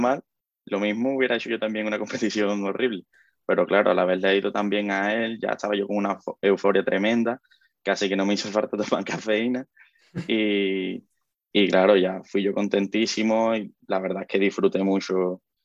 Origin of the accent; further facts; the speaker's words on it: Cádiz, Andalusia, Spain; nosotros somos del sur, de, nosotros somos de Cádiz